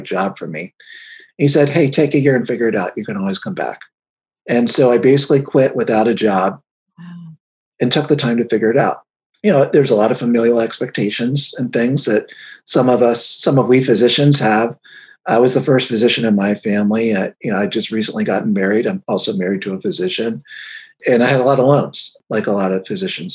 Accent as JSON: {"language": "English", "town": "Cincinnati", "region": "Ohio", "country": "United States", "tie": "born or raised there", "said": "I grew up in Cincinnati, Ohio"}